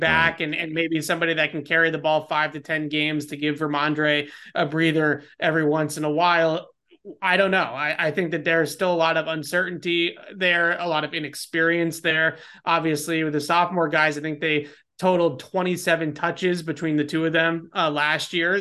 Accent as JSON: {"language": "English", "town": "Boston", "region": "Massachusetts", "country": "United States", "tie": "born or raised there", "said": "I grew up in Boston, in the, in the suburbs of Boston."}